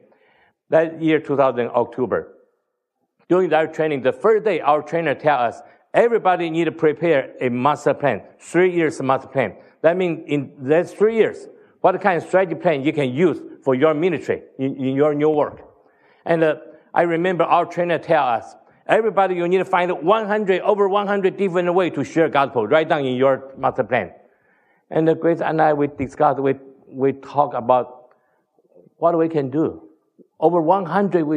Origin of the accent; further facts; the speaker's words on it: Taiwan; moved away; also born or lived in Hong Kong / United States; we come from Taiwan